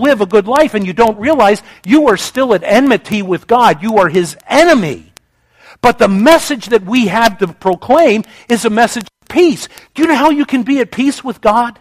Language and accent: English; United States; as an American